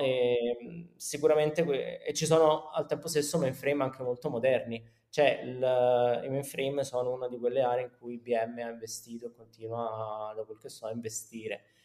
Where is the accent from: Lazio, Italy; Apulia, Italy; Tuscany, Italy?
Lazio, Italy; Rome; moved away as an adult; also born or lived in Milan; sono romano